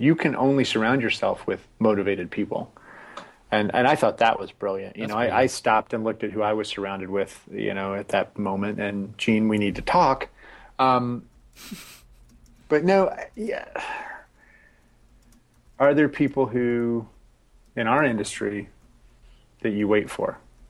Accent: Scotland, United Kingdom; Okay. Hey, that's racist. I'm Scottish.

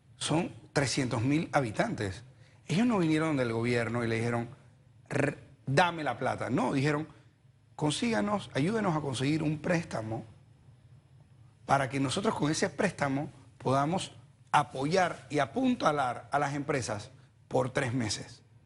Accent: Panama; somos responsables los panameños

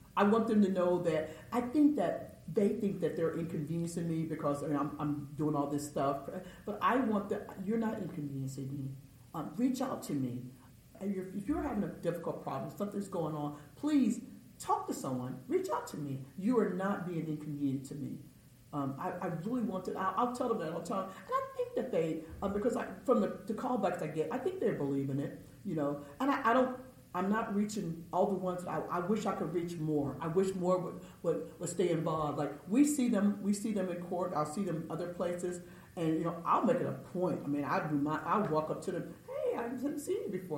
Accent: Austin, Texas, United States; I was from Austin

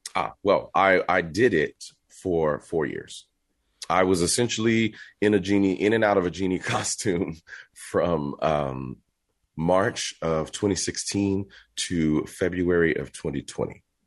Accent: Texas, United States; I'm from Texas, born and raised

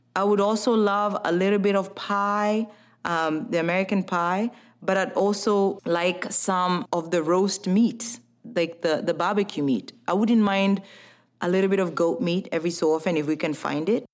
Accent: Kenya; now in United States; Growing up in Kenya, Christmas was a time of family get-togethers

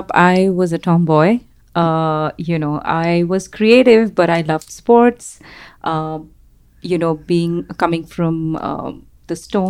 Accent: Jaipur, Rajasthan, India; moved away as an adult; also born or lived in New York; I grew up in Jaipur, India, which is, people know it as the stone stone facility for gemstones.

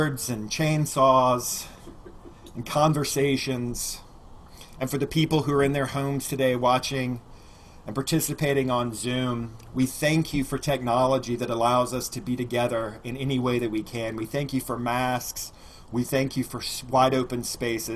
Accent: Alabama, United States; I grew up in Alabama, and so we use the word gospel a lot

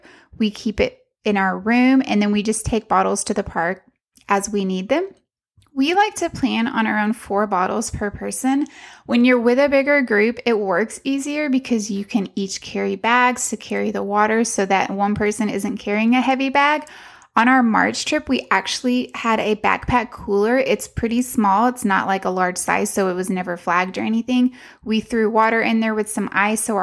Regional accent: Texas, United States; we're from Texas, where we are used to the heat. It is really, really hot where we live in Central Texas

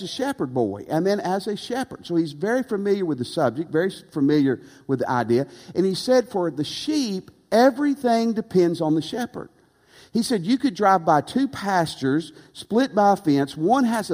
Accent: Tennessee, United States; also born or lived in Texas; now in Louisiana, United States; I grew up in Tennessee

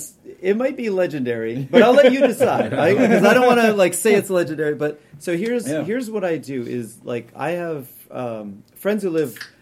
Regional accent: New Hampshire, United States; I grew up camping. Like I said, I grew up in New Hampshire.

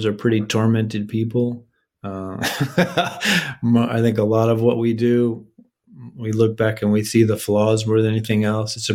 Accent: East Coast, United States; also born or lived in Austin, Texas; now in Savannah, United States; I'm from the East Coast

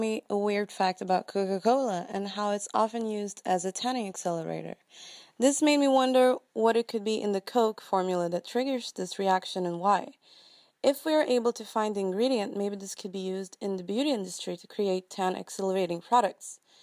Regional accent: Sweden; I'm from Sweden.

